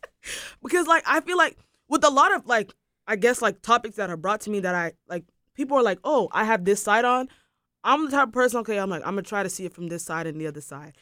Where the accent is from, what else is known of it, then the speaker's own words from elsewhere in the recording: Durham, North Carolina, United States; I grew up in Durham